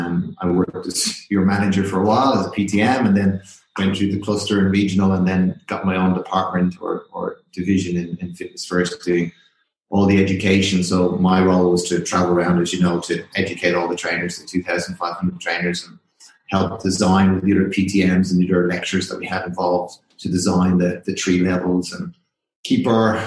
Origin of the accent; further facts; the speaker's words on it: Ireland; accent: Irish; well, obviously I'm Irish and you can tell by the accent I've still got a little bit of it.